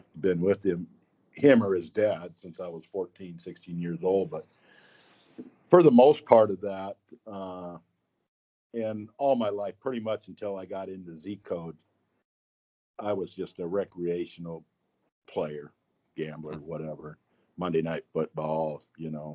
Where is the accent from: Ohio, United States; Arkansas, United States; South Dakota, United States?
South Dakota, United States; I'm born, raised, still live in South Dakota